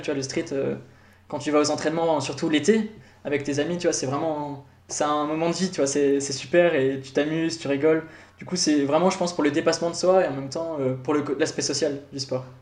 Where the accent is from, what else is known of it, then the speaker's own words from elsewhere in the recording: Paris, Île-de-France, France; moved away as an adult; now in Switzerland; Je viens de Paris, du coup, France